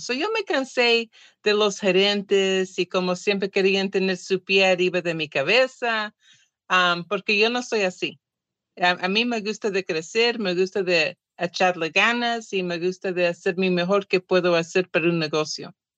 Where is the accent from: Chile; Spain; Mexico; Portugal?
Portugal; Spanish is a second language; now in California, United States; soy portuguesa